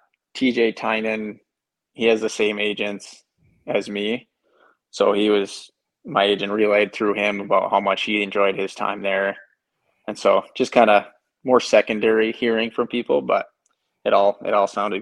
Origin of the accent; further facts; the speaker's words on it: Michigan, United States; we're from Michigan